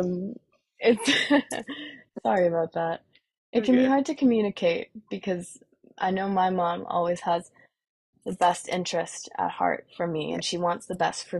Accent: Vancouver, British Columbia, Canada; my dad is from where I'm from, Vancouver

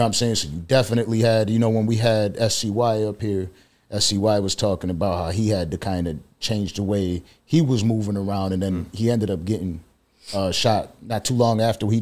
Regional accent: Buffalo, New York, United States; moved away as an adult; now in Florida, United States; I come from Buffalo, New York

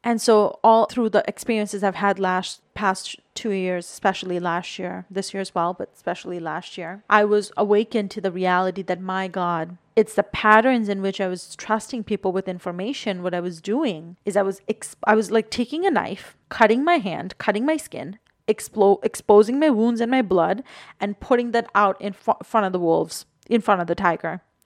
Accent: Bangladesh; moved away; I was born and raised in Bangladesh, and I'm South Asian

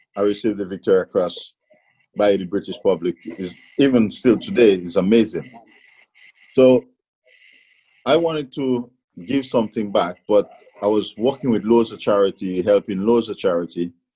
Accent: Grenada; now in England; even in Grenada, growing up and coming to England

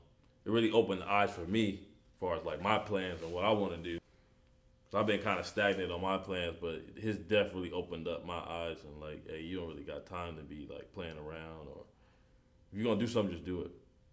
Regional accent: Los Angeles, California, United States; also born or lived in Crenshaw, Los Angeles; I was raised from time from 0 to about 13. I was raised on Manchester and Dinker, so I was in the opposite. I was in the enemy hood of where Nipsey was at. So I grew up in the A-Trays.

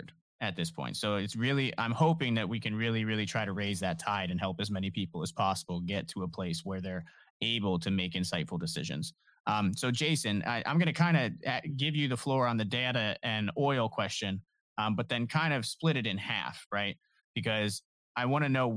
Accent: Canton, Ohio, United States; born or raised there

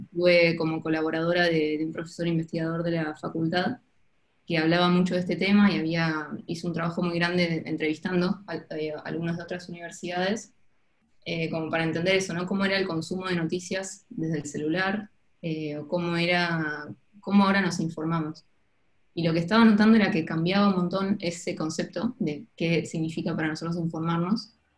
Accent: Ushuaia, Tierra del Fuego, Argentina; moved away as an adult; also born or lived in Buenos Aires / southern Argentina / Barcelona; terminamos viviendo en Ushuaia y Viví en Ushuaia hasta mis 18 años que terminé el colegio

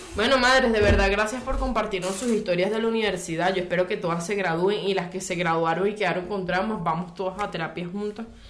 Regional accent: Aragua, Venezuela; mi pueblito de Aragua

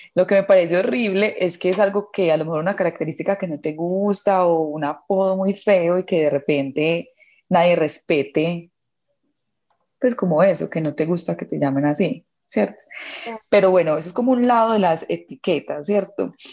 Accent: Colombia

